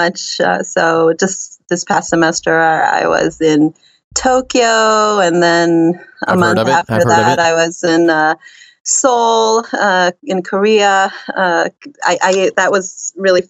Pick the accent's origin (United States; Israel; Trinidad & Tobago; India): Israel; I'm from Israel